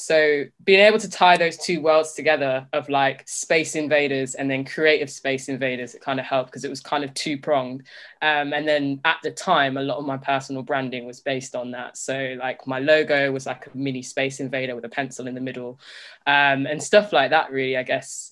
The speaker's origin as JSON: {"language": "English", "town": "Leicester", "region": "East Midlands", "country": "United Kingdom", "tie": "born or raised there", "said": "growing up in Leicester"}